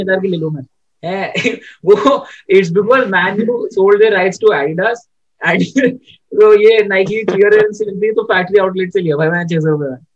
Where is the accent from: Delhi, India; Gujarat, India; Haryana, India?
Delhi, India; मैं दिल्ली से हूँ